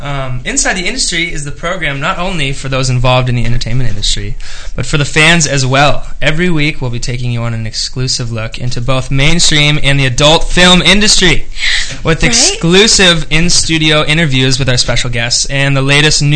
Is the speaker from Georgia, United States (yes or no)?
no; Orange County, California, United States; I grew up in Orange County.